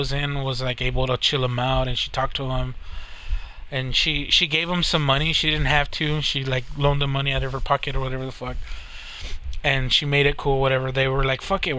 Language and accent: English; United States; I'm Hispanic. I was born in America